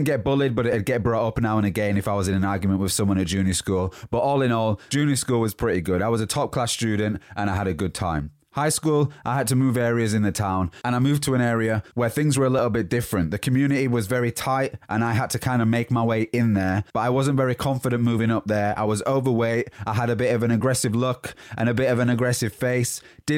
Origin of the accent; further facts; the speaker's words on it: Huddersfield, Yorkshire and the Humber, United Kingdom; born there; So, I was born in Huddersfield, West Yorkshire, and that's where the accent comes from. But it's changed a little bit due to the places that I've lived over the past 10, 12, 15 years maybe.